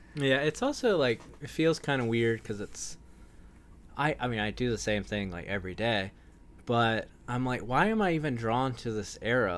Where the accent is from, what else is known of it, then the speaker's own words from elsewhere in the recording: Wilmington, North Carolina, United States; I grew up in Wilmington, North Carolina, which was, like, beach town